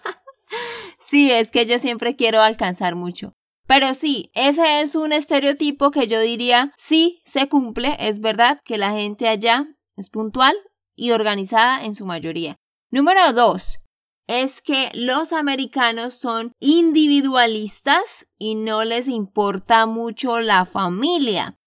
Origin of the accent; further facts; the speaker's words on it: Santander, Colombia; de Santander, Colombia